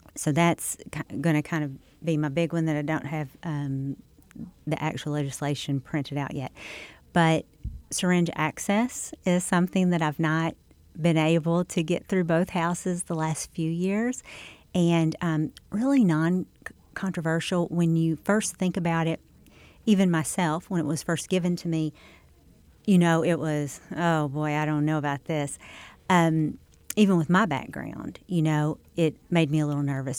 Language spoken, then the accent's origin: English; Scott County, Missouri, United States; I'm from Saxton. Um, to Scott County. I actually live outside Scott City now